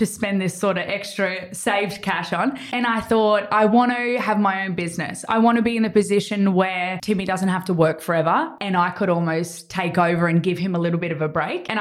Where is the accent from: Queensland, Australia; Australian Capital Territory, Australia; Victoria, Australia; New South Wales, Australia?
Queensland, Australia; Gold Coast; I'm born and raised on the Gold Coast